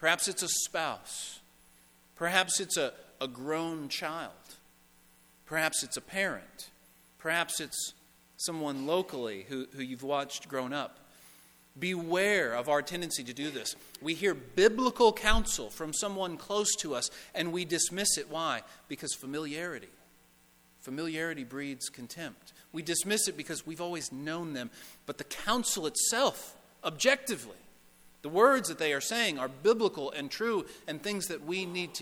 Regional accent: Owensboro, Kentucky, United States; moved away as an adult; also born or lived in Lexington; I'm from Owensboro. I received this call to be the youth minister at the church where I grew up.

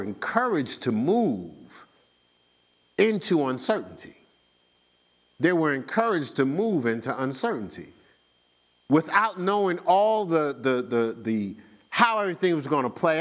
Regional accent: Newark, New Jersey, United States; moved away; growing up in Newark

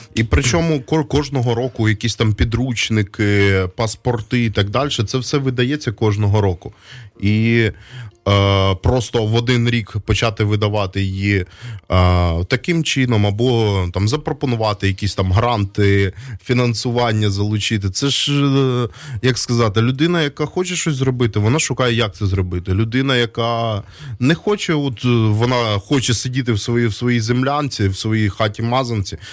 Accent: Donbas, Ukraine; now in Kyiv, Ukraine; Я із Донбаса, я ще з більшої української діаспори в е, ем, Донецьку

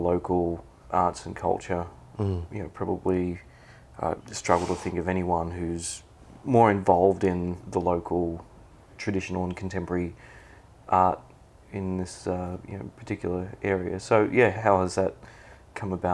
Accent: Sydney, New South Wales, Australia; I was born and raised up in Sydney

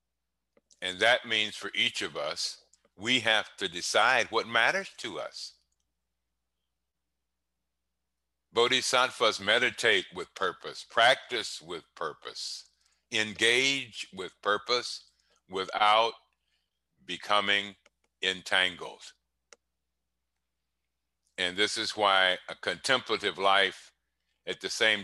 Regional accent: Cleveland, Ohio, United States; When I grew up in Cleveland, smiling wasn't a practice

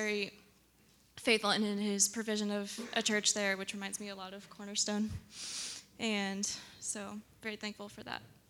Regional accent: Tulsa, Oklahoma, United States; I'm from Tulsa, and I went to college in Tulsa.

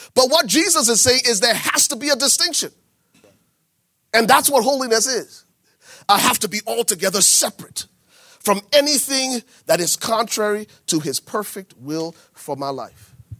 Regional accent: Liberia; I'm from Liberia

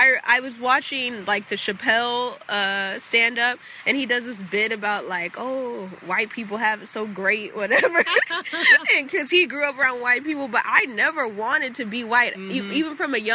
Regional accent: Hawthorne, California, United States; moved away; I lived in Hawthorne. I'm not from Beverly Hills

